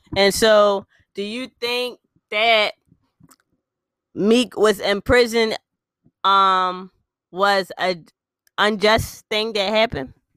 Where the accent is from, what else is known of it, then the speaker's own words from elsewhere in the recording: Philadelphia, Pennsylvania, United States; we are from West Philly, Philly all day, every day out here